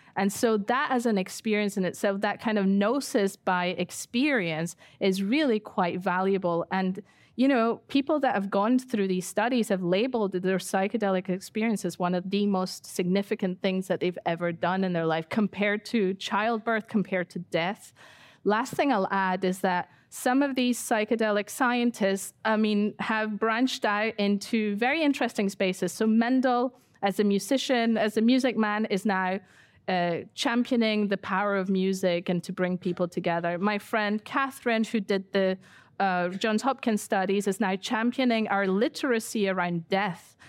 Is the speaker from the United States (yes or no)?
no; Ecuador; now in United Kingdom; I grew up in Ecuador for ten years and I've been in the U K for twenty-five years